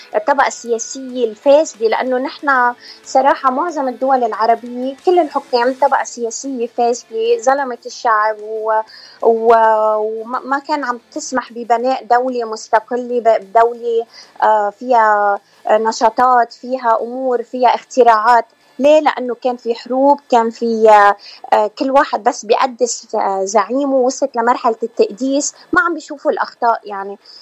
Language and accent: Arabic; South Lebanon, Lebanon; moved away as an adult; now in United States; أنا من لبنان من جنوب لبنان يعني لبنانية بس آه لبنانية وجنوبية المنشأ